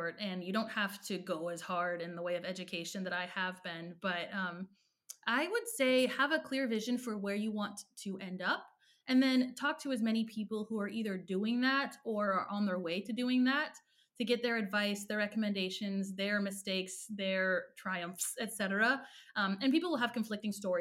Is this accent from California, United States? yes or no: yes; Corona, California, United States; I grew up in Southern California